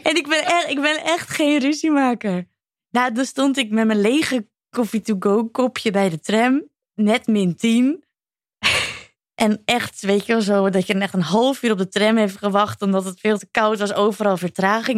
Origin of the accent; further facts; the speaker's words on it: Netherlands; wij Nederlanders